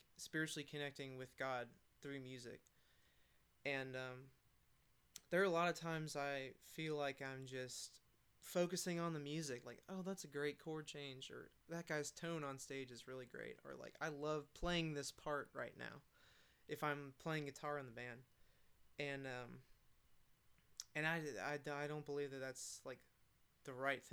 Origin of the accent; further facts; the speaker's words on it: Atlanta, Georgia, United States; now in Murfreesboro, United States; I'm from Atlanta